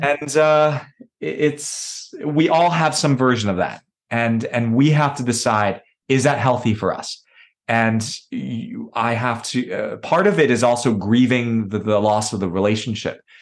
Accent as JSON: {"language": "English", "town": "New York City", "region": "New York", "country": "United States", "tie": "born or raised there", "said": "I was born in New York City, and my parents came from communist China"}